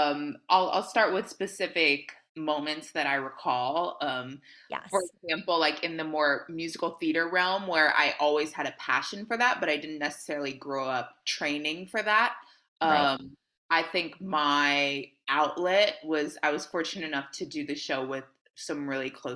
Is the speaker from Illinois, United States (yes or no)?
no; Houston, Texas, United States; moved away as an adult; also born or lived in New York; now in Dallas, United States; I grew up dancing. I'm originally from Houston, Texas. So I grew up dancing there